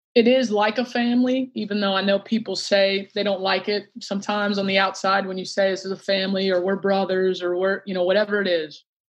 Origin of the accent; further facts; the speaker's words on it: Alexandria, Virginia, United States; moved away; I grew up in Alexandria, Virginia, right outside D C